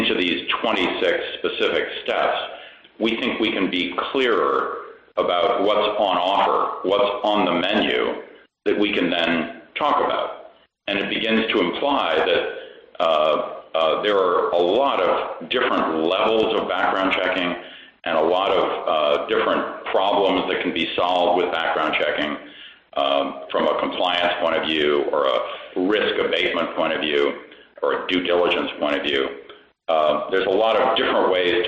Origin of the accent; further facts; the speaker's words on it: Washington, District of Columbia, United States; I grew up in Washington, D.C., and went back there after college